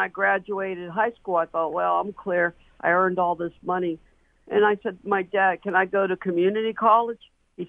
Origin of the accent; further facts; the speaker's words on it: Pittsburgh, Pennsylvania, United States; I was born and raised in the South Hills. During the 1970s, I was in high school.